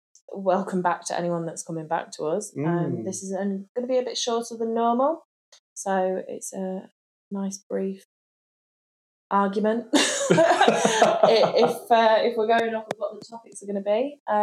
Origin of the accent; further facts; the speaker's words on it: North East Lincolnshire, Yorkshire and the Humber, United Kingdom; moved away; So I'm from the northeast of England. A lot of people will say it's Midlands, but it's not.